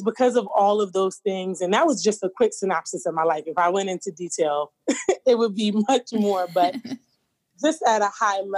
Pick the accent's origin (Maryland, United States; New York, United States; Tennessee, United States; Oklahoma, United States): New York, United States; now in Philadelphia, United States; I am born and raised in New York, currently residing outside of Philadelphia.